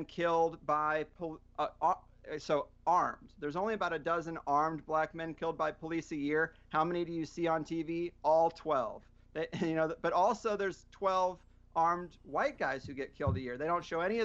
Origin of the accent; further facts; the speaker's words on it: Missouri, United States; I grew up in Missouri and everyone was conservative